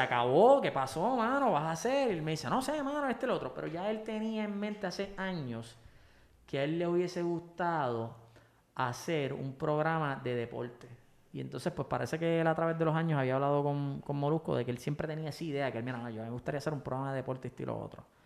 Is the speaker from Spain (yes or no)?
no; Puerto Rico; como buen boricua